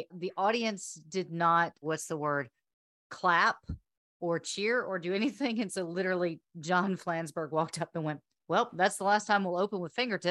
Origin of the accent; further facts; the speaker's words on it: Chester, South Carolina, United States; moved away as an adult; also born or lived in Slidell, Louisiana; Well, I've been here longer than any other state that I've ever lived in. South Carolina was 18 years. I've been here for 20.